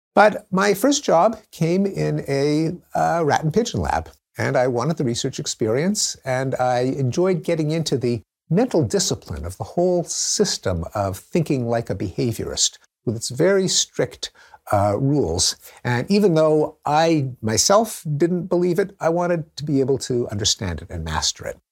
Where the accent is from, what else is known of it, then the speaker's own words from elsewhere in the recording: Montreal, Quebec, Canada; I grew up in Montreal, in the English-speaking community